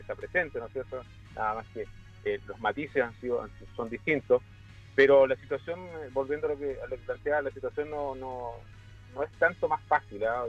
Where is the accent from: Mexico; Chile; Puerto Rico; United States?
Chile; como chilenos